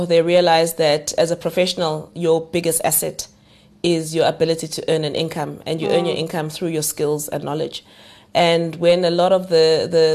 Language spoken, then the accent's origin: English; Umlazi, KwaZulu-Natal, South Africa; first language Zulu; English is a second language; I grew up in Umlazi in a home where I had two older sisters